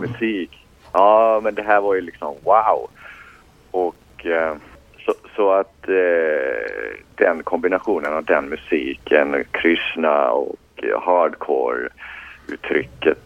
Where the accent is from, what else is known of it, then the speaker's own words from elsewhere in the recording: Borås, Västra Götaland, Sweden; moved away as an adult; now in Gothenburg, Sweden; jag är född och uppvuxen i, i Borås